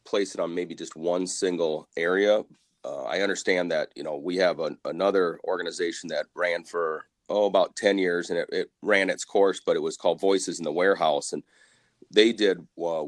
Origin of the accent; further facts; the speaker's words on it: Dubuque, Iowa, United States; also born or lived in South Dakota; I grew up here in Dubuque area.